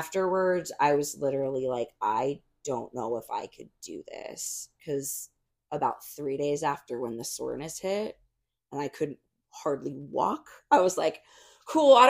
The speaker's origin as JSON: {"language": "English", "region": "Arizona", "country": "United States", "tie": "born or raised there", "said": "I grew up in Arizona, and like these are women who literally have known me since I was like 15."}